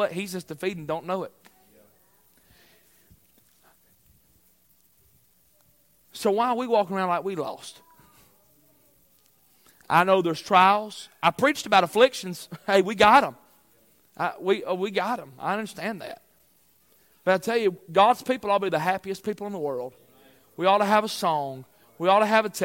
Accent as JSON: {"language": "English", "country": "United States", "said": "I'm an American citizen"}